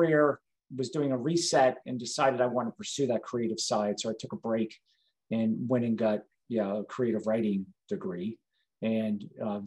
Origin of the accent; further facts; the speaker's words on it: South Carolina, United States; moved away; also born or lived in Georgia; I grew up in South Carolina.